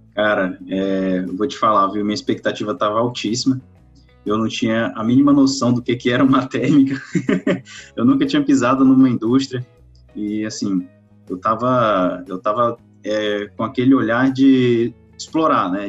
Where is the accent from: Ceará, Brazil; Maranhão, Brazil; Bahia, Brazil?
Maranhão, Brazil; Lago da Pedra; eu sou natural do Maranhão, do interior, cidade de é, Lago da Pedra